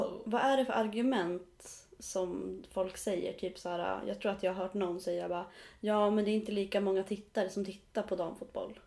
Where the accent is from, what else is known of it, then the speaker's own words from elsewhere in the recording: Riddarhyttan, Västmanland, Sweden; Riddarhyttan där jag är ifrån